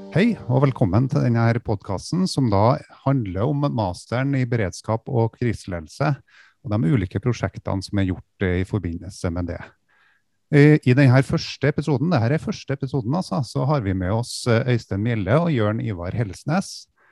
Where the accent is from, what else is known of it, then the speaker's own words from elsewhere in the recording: the region of Ski Tour 2020, Trøndelag, Norway; accent: Trøndelag dialect; i regionen som dialekta mi kommer fra